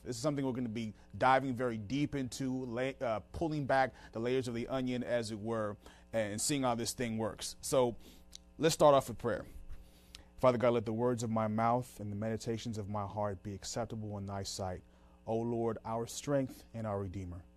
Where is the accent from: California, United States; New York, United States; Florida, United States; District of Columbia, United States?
District of Columbia, United States; Washington; moved away as an adult; also born or lived in Tucson, Arizona; we just moved back to the Washington, D C area. This is my hometown.